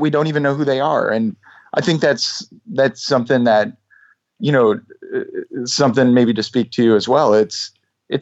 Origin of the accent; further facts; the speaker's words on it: Canada; I'm Canadian